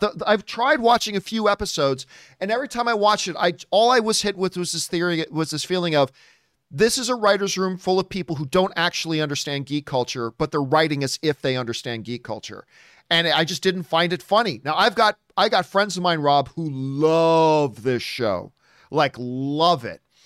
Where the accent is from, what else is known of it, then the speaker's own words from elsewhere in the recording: Canada; I'm Canadian, and now I just married an American